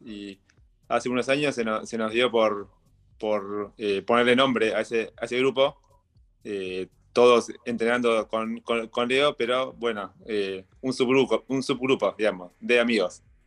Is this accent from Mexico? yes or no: no; Mar del Plata, Buenos Aires Province, Argentina; soy de Mar de Plata, nací en Mar de Plata y estuve toda mi vida en Mar del Plata, 41 eh, años